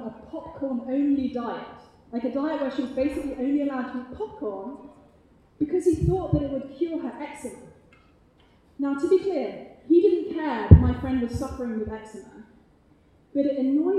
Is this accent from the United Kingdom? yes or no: yes; United Kingdom; accent: British; my British accent